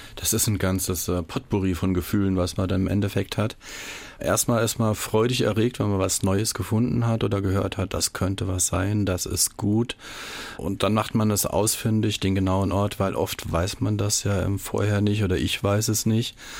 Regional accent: Saarland, Germany; bei uns im Saarland

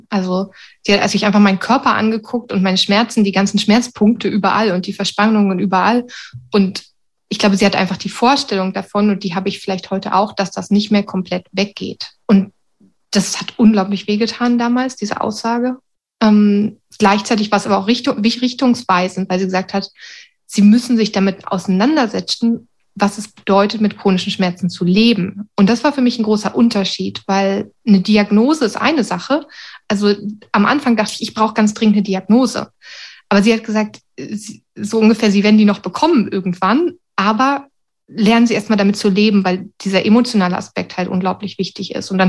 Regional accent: Sweden; dann wollte ich zurück nach Schweden, sozusagen in meine Heimat, in Anführungsstrichen

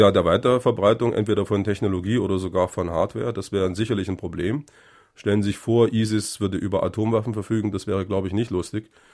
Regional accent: Germany; Ich bin in der DDR geboren, für mich war die Bundesrepublik immer Ausland

